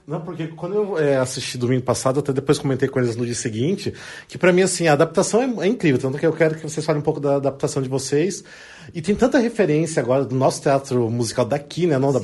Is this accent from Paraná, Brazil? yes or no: yes; Paraná, Brazil; eu também sou do Sul, mas sou do Paraná